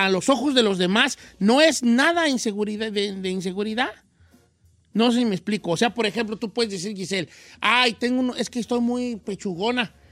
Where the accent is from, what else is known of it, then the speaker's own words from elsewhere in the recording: Nayarit, Mexico; Nosotros teníamos un restaurancito en la playa, yo soy de Nayarit